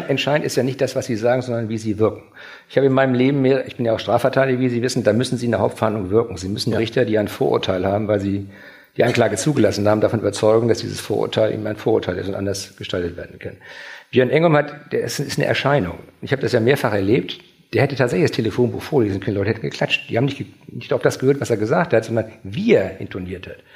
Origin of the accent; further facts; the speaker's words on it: Schleswig-Holstein, Germany; wir, wir sind aus Schleswig-Holstein auch gewöhnt, aufstrebende Vereine zu fördern.